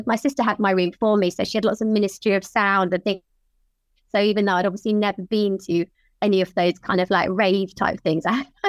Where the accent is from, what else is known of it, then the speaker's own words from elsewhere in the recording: Worthing, South East England, United Kingdom; now in Hove, United Kingdom; It's just down the coast from where I am now in Hove.